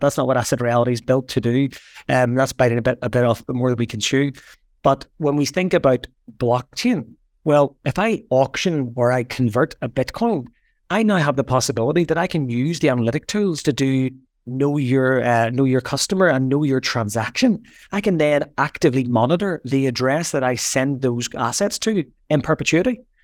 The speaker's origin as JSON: {"language": "English", "town": "Belfast", "region": "Northern Ireland", "country": "United Kingdom", "tie": "born or raised there", "said": "I grew up in Belfast. I grew up sort of in the middle of the troubles"}